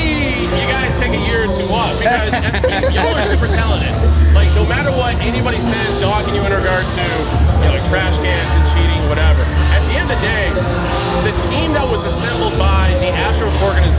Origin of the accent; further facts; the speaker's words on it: the Bay Area, California, United States; my hometown, you know, the Bay Area